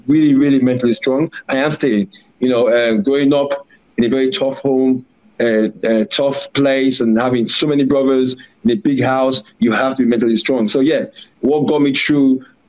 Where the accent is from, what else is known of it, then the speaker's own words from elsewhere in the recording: Warri, Delta, Nigeria; moved away; also born or lived in London; I grew up in a town where football was bread and butter, which is Warri in Nigeria. So I really, even though I was born in London, I grew up in a very hard city.